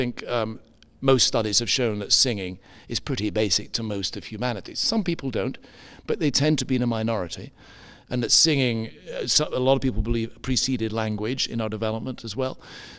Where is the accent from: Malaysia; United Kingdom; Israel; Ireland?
United Kingdom; Edinburgh, Scotland; born there; In Scottish, that's right. I was born up in Scotland, in Edinburgh, or just outside to begin with.